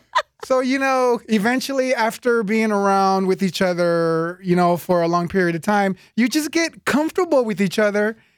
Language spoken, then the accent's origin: English; Oakland, California, United States; And I'm from Oakland, bitch.